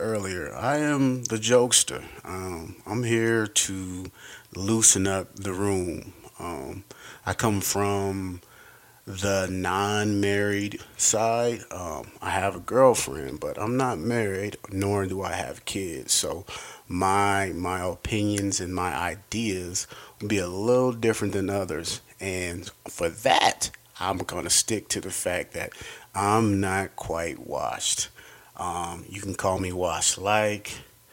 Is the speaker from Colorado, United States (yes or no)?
yes; Denver, Colorado, United States; I am from here, Denver, Colorado, Park Hill